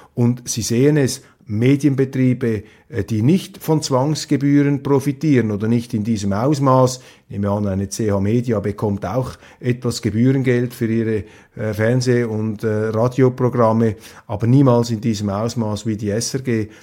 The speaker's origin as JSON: {"language": "German", "country": "Switzerland", "said": "als Schweizer, als neutraler Schweizer"}